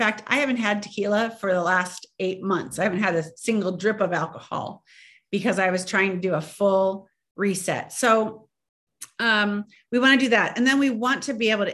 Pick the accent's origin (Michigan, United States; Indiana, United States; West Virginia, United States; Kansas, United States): Indiana, United States; I grew up in Indiana, right on the border of Wisconsin, and cheese was like water